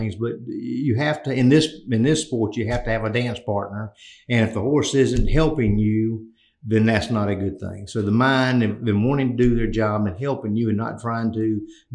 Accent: North Carolina, United States; I'm from North Carolina

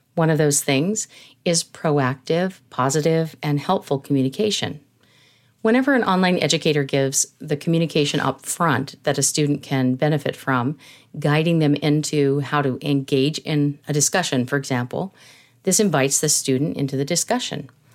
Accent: San Jose, California, United States; I grew up in California. I was born in San Jose, California

